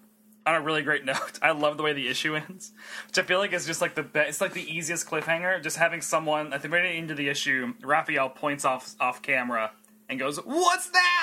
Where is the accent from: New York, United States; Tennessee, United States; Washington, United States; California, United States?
Tennessee, United States; I'm from Tennessee